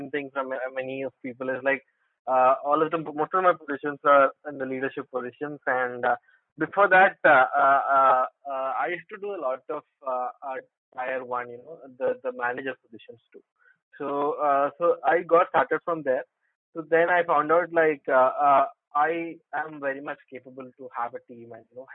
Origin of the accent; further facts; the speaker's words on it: Hyderabad, Telangana, India; I'm from Hyderabad